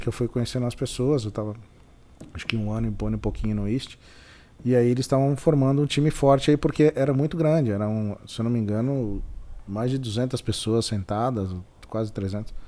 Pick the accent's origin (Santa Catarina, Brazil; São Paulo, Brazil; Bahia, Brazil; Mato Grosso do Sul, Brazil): São Paulo, Brazil; moved away as an adult; also born or lived in London / Bragança Paulista; eu sou de São Paulo, mas meus pais moram em Bragança